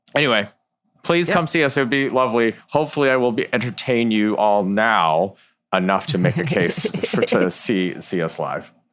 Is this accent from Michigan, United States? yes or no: yes; Ann Arbor, Michigan, United States; I grew up in Ann Arbor, Michigan